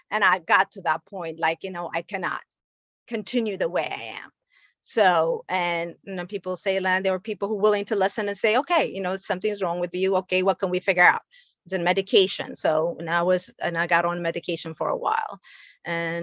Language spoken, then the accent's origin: English; Ethiopia; moved away; I'm originally from Ethiopia.